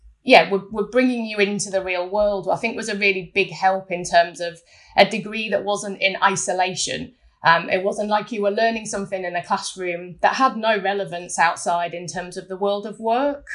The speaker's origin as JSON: {"language": "English", "town": "Scarborough", "region": "Yorkshire and the Humber", "country": "United Kingdom", "tie": "born or raised there", "said": "I was born in Scarborough, a small town on the East Coast"}